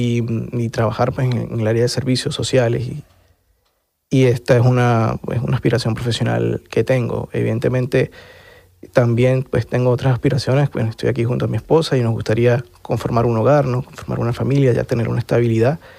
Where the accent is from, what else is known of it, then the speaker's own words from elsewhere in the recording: Venezuela; moved away as an adult; Y hoy en día, pues, lo que más extraño es eh, tanto ejercer mi profesión, mi carrera en mi país, pero también eh, hacer ese trabajo político que, que, hoy por hoy no estoy haciendo